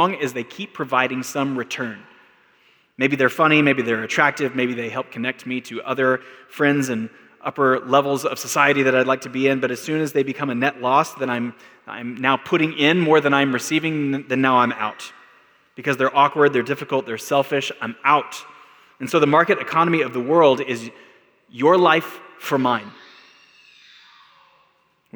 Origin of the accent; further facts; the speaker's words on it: Texas, United States; now in Albuquerque, United States; I'm from Texas